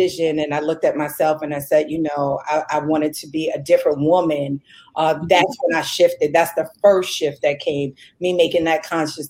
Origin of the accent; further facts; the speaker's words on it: New York, United States; moved away as an adult; also born or lived in Wilmington, North Carolina; I'm originally from New York